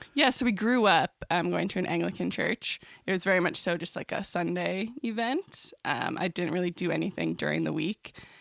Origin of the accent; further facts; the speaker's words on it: Trenton, Ontario, Canada; moved away as an adult; now in St. Catharines, Canada; I grew up in Trenton, so it's about two hours east of Toronto